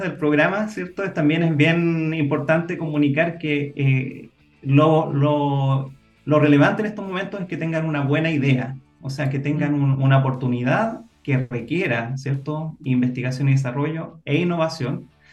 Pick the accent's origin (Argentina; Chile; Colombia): Chile; nosotros como chilenos estamos en un país que bastante aislado